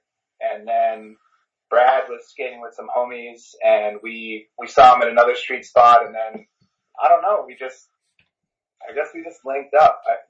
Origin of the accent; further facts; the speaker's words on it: New Zealand; also born or lived in United States / California; I grew up in New Zealand